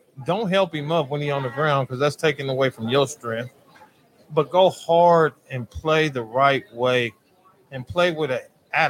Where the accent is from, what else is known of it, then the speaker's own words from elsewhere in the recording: Southern California, United States; now in Oklahoma, United States; I'm from Southern Cal.